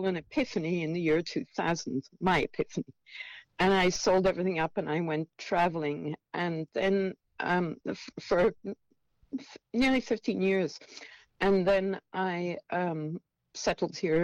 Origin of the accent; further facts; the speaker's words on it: Scotland, United Kingdom; moved away as an adult; also born or lived in Norway / Wales / England / California; I was born in Scotland, and I lived in Scotland until I was 18.